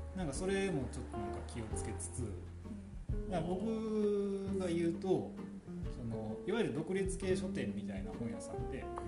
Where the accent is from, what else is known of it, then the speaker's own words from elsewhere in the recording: Kyoto, Japan; now in Takayama, Japan; なんか僕、出身が京都なんですけど、